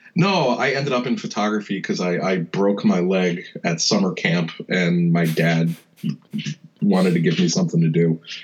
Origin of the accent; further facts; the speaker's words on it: New Jersey, United States; moved away as an adult; also born or lived in Rhode Island; now in Philadelphia, United States; I was born in Philly and okay. then raised right over the bridge in, in New Jersey.